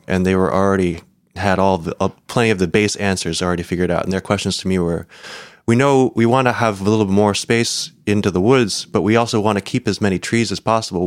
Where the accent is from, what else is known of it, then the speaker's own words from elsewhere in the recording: United States; as an American